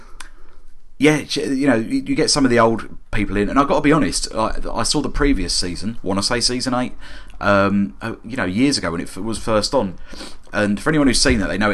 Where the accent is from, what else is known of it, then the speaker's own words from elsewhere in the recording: London, United Kingdom; as a Londoner